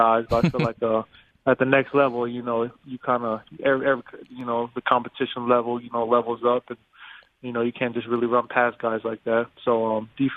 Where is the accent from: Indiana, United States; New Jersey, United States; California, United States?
California, United States; Rialto; I grew up in Rialto, California, little city in California